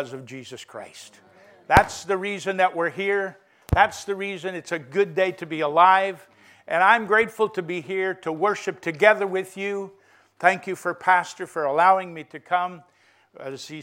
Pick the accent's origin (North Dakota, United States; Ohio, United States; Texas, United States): North Dakota, United States; I grew up on a cattle ranch in a state least populated called North Dakota